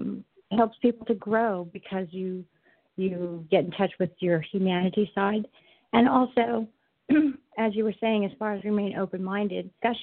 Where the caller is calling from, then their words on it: Southern California, United States; I'm calling from Southern California.